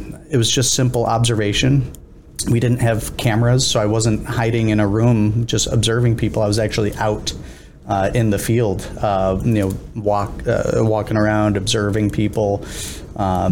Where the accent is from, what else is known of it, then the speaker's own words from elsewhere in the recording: Binghamton, New York, United States; also born or lived in Boston; I grew up in Binghamton, New York. I was born and raised there